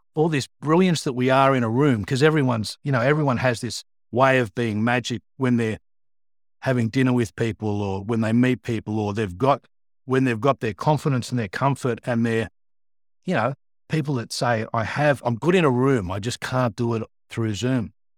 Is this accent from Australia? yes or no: yes; Sydney, New South Wales, Australia; born and bred in Sydney, uh, and, uh, I grew up in, uh, Pennant Hills in the northwest